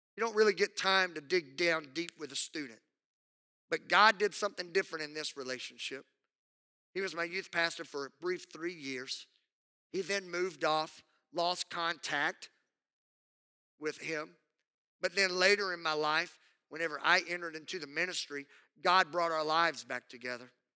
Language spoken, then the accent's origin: English; Southwest Louisiana, United States; I grew up in Southwest Louisiana